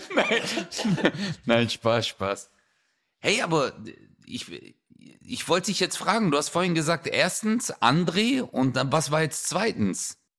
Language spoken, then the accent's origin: German; Stuttgart, Baden-Württemberg, Germany; da wo ich herkomme, 7000 Stuttgart 31